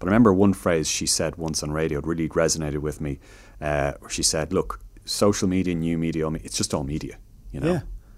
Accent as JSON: {"language": "English", "town": "Chicago", "region": "Illinois", "country": "United States", "tie": "born there", "said": "I mean, my dad is a Chicagoan, so I was born in Chicago, and my dad is American, lives in Chicago"}